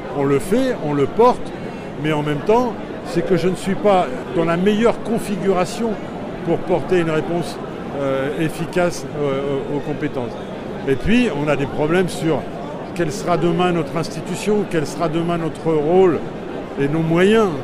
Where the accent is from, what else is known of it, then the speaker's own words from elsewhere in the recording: Pas-de-Calais, Hauts-de-France, France; je viens du Pas-de-Calais